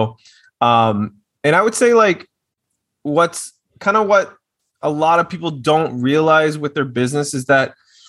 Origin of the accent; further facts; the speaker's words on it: Little Rock, Arkansas, United States; moved away as an adult; now in Austin, United States; Yes, from Little Rock. I am from Little Rock.